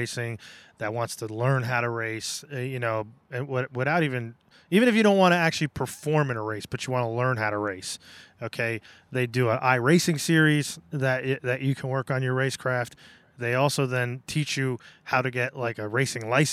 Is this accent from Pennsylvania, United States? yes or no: yes; Pennsylvania, United States; I'm from Pennsylvania